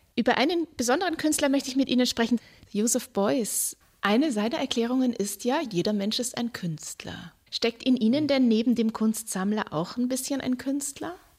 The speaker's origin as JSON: {"language": "German", "town": "Nuremberg", "region": "Bavaria", "country": "Germany", "said": "Ich komme ja aus Franken, ich bin Nürnbergerin"}